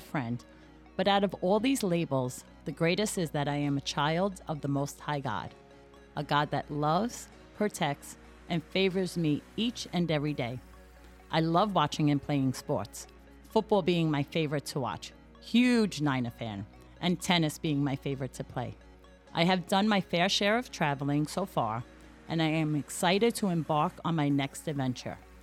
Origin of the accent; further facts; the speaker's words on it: New York City, New York, United States; I am Irish American, born and raised on the west side of Manhattan